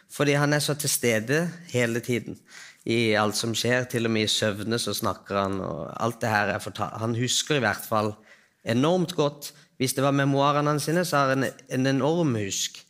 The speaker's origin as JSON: {"language": "Norwegian", "country": "Iran", "also_born_or_lived": "Trøndelag, Norway", "moved": "yes", "lives_now": "Oslo, Norway", "said": "Jeg er fra Iran."}